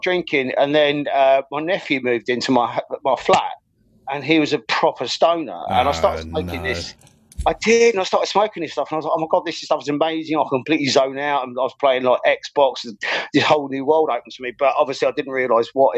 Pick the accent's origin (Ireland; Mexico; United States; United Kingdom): Ireland; I was kind of like forced to go to study civil engineering because I grew up in Ireland. So like, that's where my like secondary and tertiary education was.